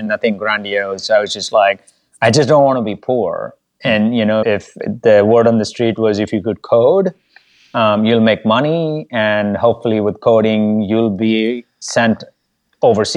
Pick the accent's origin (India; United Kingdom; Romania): India; moved away; also born or lived in Bogota, Colombia; I had to share a toilet growing up in India